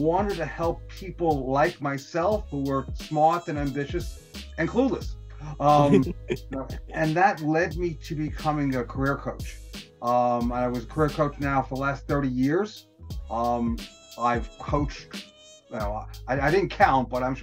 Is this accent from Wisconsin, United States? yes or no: no; New York City, New York, United States; I was born and raised in the Bronx